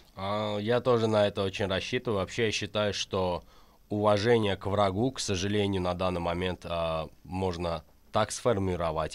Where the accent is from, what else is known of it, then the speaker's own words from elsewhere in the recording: Azerbaijan; я азербайджанец из Азербайджана, который любит свою родину и живет тут